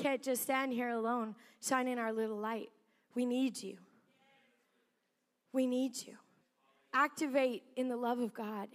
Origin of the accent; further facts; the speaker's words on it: South Africa; moved away; I was born in South Africa